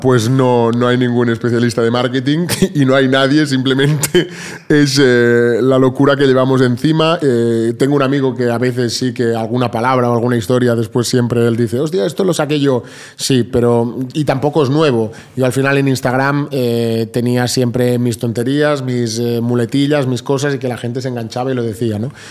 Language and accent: Spanish; Vilanova i la Geltrú, Catalonia, Spain; mi pueblo de, Vilanova